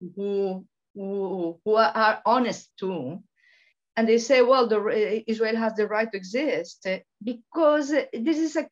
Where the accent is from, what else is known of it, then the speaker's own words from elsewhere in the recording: Venezuela; moved away; also born or lived in Canada; I was born in Venezuela, and I love Venezuela. It was there where I start life